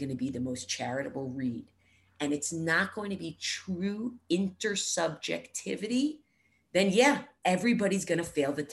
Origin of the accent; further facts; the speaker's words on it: United States; We in America